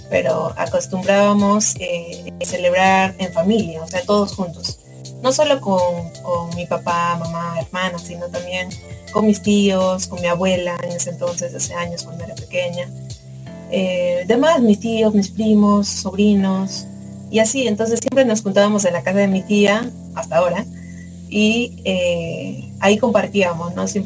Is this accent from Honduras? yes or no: no; Spain; cosplayer de España, y les invito a seguir escuchando Radio Conexión.